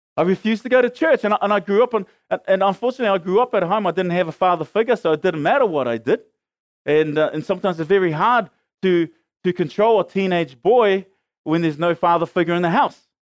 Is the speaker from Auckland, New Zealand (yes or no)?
yes; Auckland, New Zealand; I lived as a teenager growing up in Mangere, hanging out with my mates